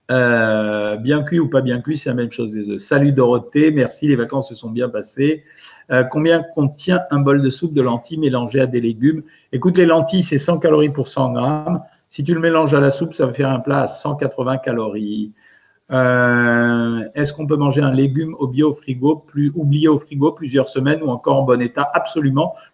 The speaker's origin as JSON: {"language": "French", "region": "Normandy", "country": "France", "said": "En tant que bonne normande, c'est la galette à la pomme."}